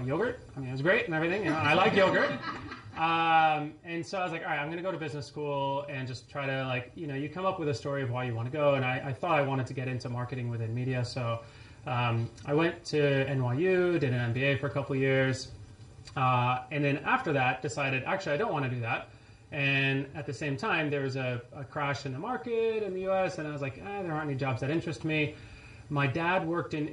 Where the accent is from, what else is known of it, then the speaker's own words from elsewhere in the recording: France; also born or lived in Connecticut, United States / New Orleans, United States; now in San Francisco, United States; So I was born in Connecticut, grew up in France.